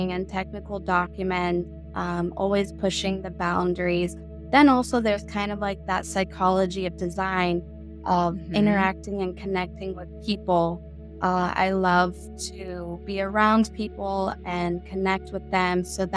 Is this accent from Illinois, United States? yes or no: no; Miami, Florida, United States; now in North County San Diego, United States; growing up in Miami, Florida, when I was younger